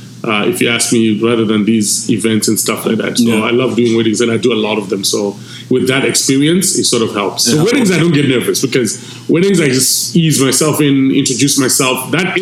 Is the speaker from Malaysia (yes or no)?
no; Zimbabwe; first language Shona; English is a second language; moved away as an adult; now in Canada; I don't mean my home country alone, Zimbabwe